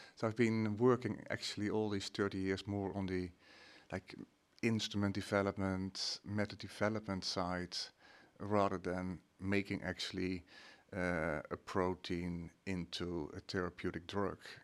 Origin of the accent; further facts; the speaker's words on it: Netherlands; moved away as an adult; now in Sweden; I'm, uh, Dutch.